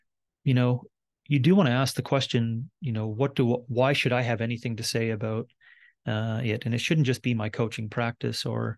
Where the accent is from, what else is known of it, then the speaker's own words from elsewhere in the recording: Wabush, Newfoundland and Labrador, Canada; born there; I was born in 1974 in Wabash, Labrador. And my childhood and then my teen years and university years and adult years and leading up to now